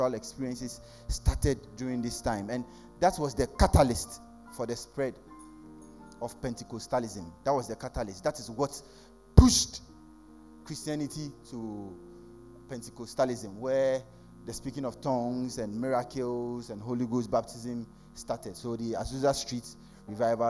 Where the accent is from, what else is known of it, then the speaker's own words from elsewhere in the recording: Ghana; He comes from my hometown